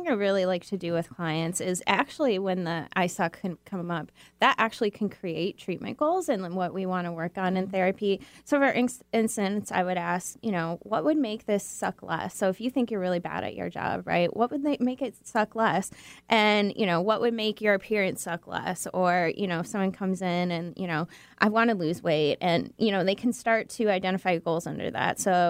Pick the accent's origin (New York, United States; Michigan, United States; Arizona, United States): Michigan, United States; now in Seattle, United States; Well, I'm from Michigan, so.